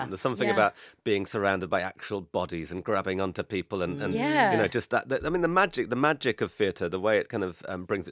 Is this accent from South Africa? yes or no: no; Newcastle upon Tyne, North East England, United Kingdom; I grew up in Newcastle